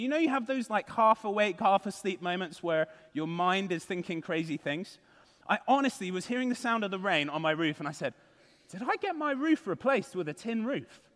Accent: United Kingdom; moved away; I'm from the United Kingdom

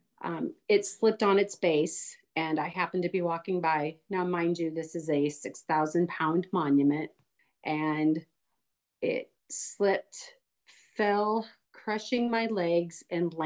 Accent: Omaha, Nebraska, United States; now in Harlan, United States; I am from Omaha, Nebraska, like Michelle said. I live in Harlan now with my two kids

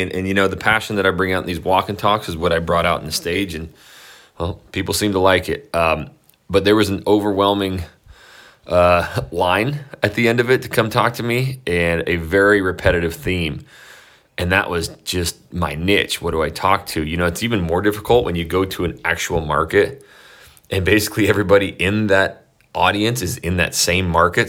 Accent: Idaho, United States; I'm from Idaho, I grew up on a ranch

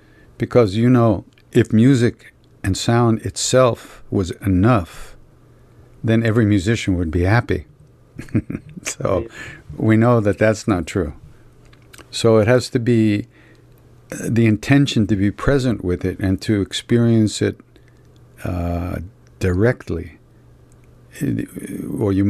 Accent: Long Island, New York, United States; I'm from Long Island, you know. I grew up in the 60s

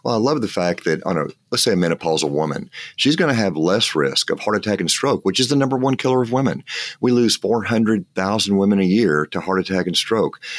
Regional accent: West Texas, United States; I'm from West Texas

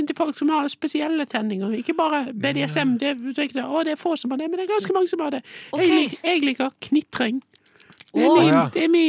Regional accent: Ryde, Central Denmark Region, Denmark; now in Bergen, Norway; Ryde i Danmark.

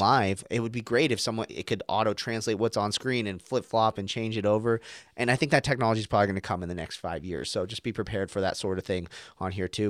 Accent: Arizona, United States; an American who grew up in, like, Arizona

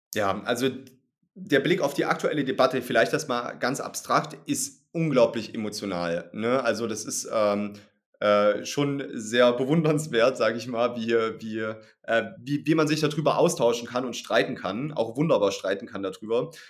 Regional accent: East Germany, Germany; ich komme aus Ostdeutschland

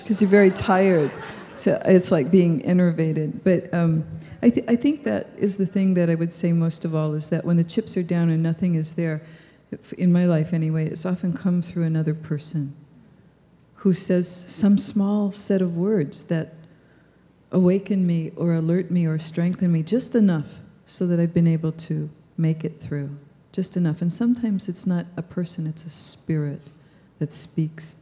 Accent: United States; I was born in the United States

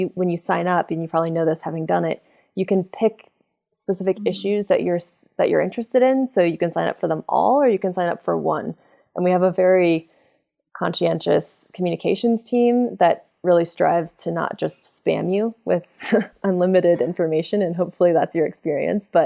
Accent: southwestern Wyoming, United States; southwestern Wyoming, I also had the really awesome childhood experience of just being out in the most beautiful landscapes all the time

